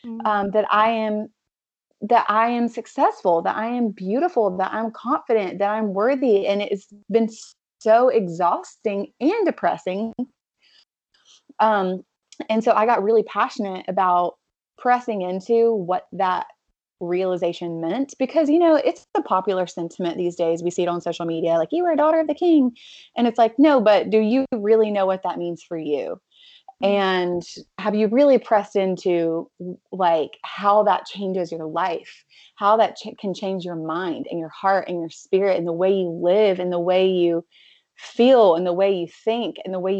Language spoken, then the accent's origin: English; North Carolina, United States; now in Los Angeles, United States; I am from North Carolina